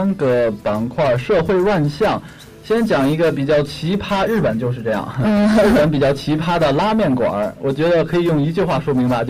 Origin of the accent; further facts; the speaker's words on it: northern China, China; 虽然作为一个北方人，我不应该这么说，因为我确实是之前不怎么讨论天气的。